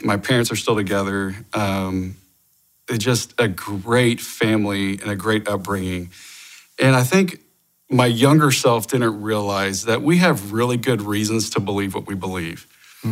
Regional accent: Oklahoma, United States; I grew up in Oklahoma

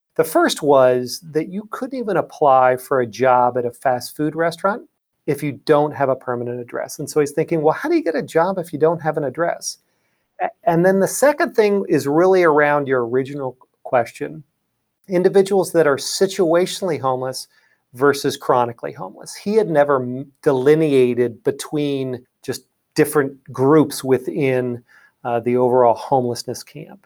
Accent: Lancaster, Pennsylvania, United States; moved away as an adult; also born or lived in Pittsburgh, Pennsylvania / Washington, D.C. area; I'm from Lancaster, Pennsylvania, originally

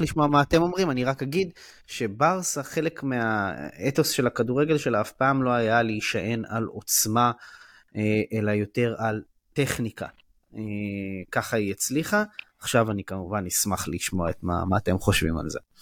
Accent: Israel; also born or lived in Givatayim; בתור אה, ישראלי

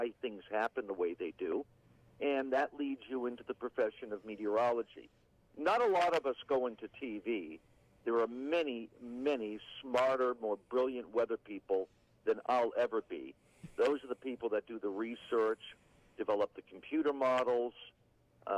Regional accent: Georgetown, Massachusetts, United States; also born or lived in East Otis, Massachusetts / New York / Springfield, Massachusetts; I grew up outside of Boston, up on the northern suburbs, a small town of Georgetown

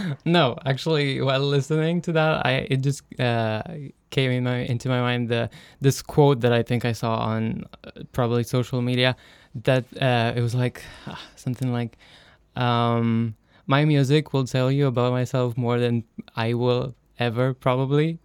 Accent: Romania; moved away as an adult; now in Denmark; I come from Romania

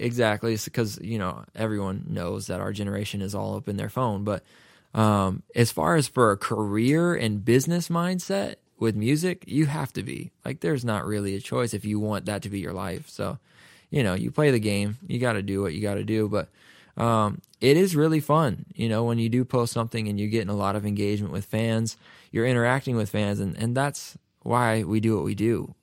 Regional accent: Raleigh, North Carolina, United States; moved away as an adult; now in Nashville, United States; I'm from North Carolina, and, uh, in Raleigh, you just don't go out every night

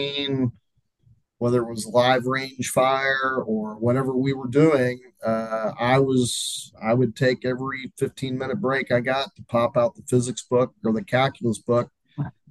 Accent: Louisville, Kentucky, United States; I'm from Louisville, Kentucky

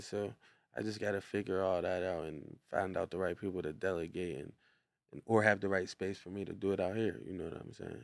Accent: Brownsville, Pennsylvania, United States; we come from Clover Street in Brownsville, Pennsylvania

